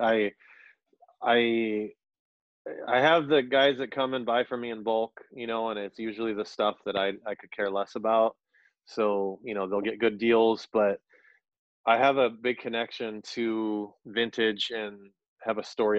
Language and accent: English; Orange County, California, United States; moved away as an adult; now in Minneapolis, United States; I'm from Orange County, California. I've lived in Minnesota for about eight years now.